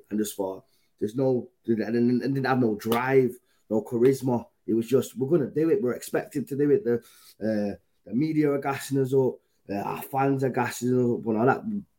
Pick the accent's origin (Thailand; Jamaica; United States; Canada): Jamaica; I'm from Yard, innit? But you got to remember, Adam, man, they love Liverpool in Yard and that. So, from back home, Yard.